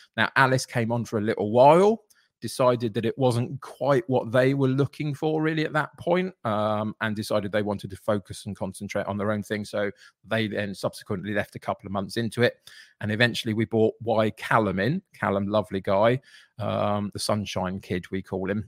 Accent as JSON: {"language": "English", "town": "Brentford", "region": "London", "country": "United Kingdom", "tie": "born or raised there", "said": "I grew up in Brentford"}